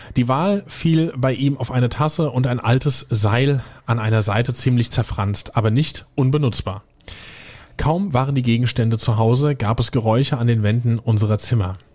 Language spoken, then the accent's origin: German; Germany; hier bei uns in Deutschland